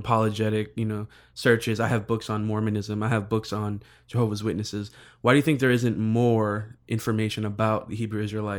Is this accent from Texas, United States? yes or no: no; New York, United States; I growing up in New York